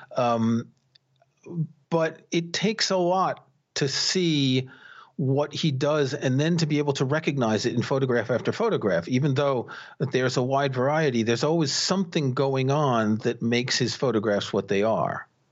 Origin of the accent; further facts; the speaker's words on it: New York City, New York, United States; I grew up in New York City